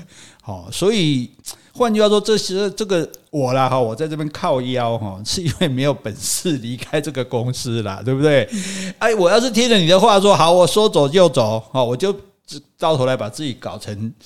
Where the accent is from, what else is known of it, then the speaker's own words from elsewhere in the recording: Taiwan; 那听说我们台湾人的平均收入是五万了